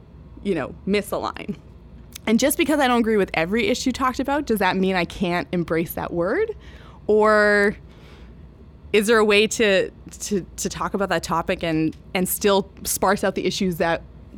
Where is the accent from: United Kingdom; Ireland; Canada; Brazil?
Canada; But does that mean I don't say I'm Canadian? Does that mean because I disagree with the government on topics, I'm not Canadian?